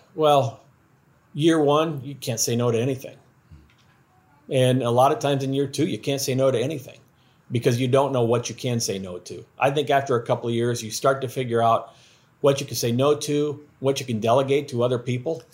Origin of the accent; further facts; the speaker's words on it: Iowa, United States; now in Louisiana, United States; I'm from Iowa